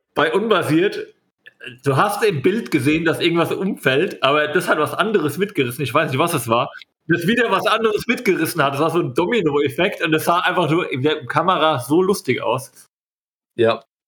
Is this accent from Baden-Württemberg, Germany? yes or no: no; Bavaria, Germany; moved away; ich bin ja aus Bayern